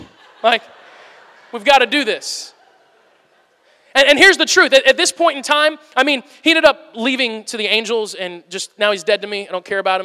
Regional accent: Missouri, United States; my family, we're from Missouri.

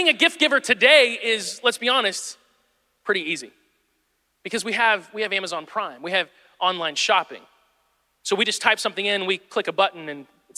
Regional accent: Midwest, United States; moved away; I'm from the Midwest

